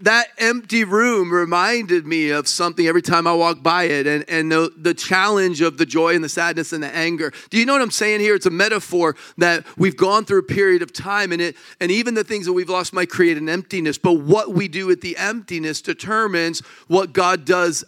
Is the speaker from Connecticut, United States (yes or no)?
yes; Connecticut, United States; I'm from here